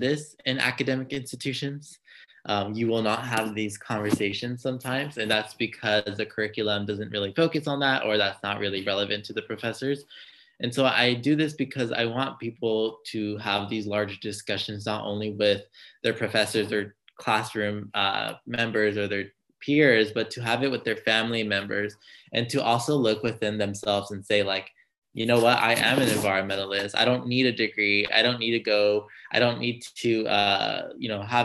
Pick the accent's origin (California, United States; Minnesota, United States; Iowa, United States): California, United States; Los Angeles; I am originally from Los Angeles, California.